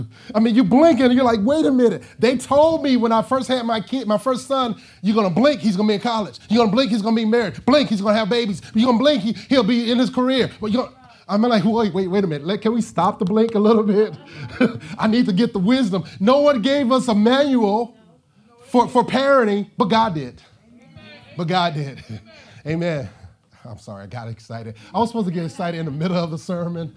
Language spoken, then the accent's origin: English; Arkansas, United States; moved away; I'm from Arkansas